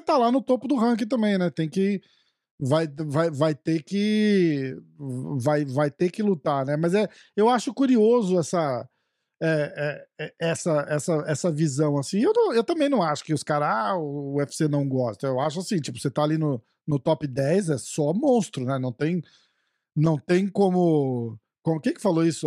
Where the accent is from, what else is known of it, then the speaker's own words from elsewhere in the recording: Brazil; eu sou brasileiro